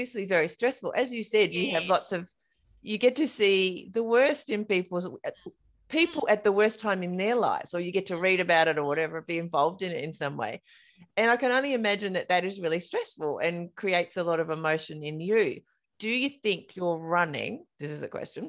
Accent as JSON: {"language": "English", "area": "King Island", "region": "Tasmania", "country": "Australia", "tie": "born or raised there", "said": "I grew up on King Island."}